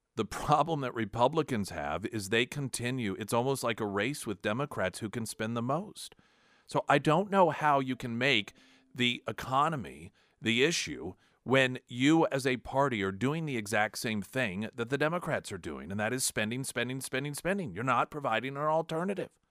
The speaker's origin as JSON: {"language": "English", "country": "United States", "also_born_or_lived": "Springfield", "said": "as an American"}